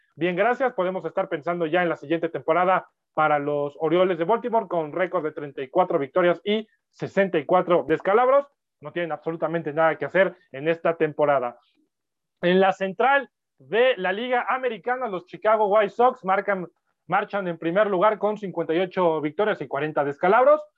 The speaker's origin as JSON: {"language": "Spanish", "region": "Puebla", "country": "Mexico", "said": "Yo soy de Puebla"}